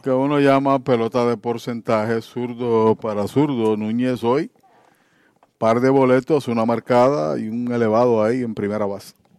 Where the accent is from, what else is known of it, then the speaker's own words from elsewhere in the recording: Arecibo, Puerto Rico; en casa, en mi pueblo